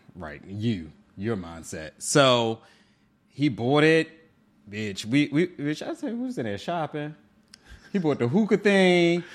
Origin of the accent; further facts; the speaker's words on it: Baltimore, Maryland, United States; I'm from Baltimore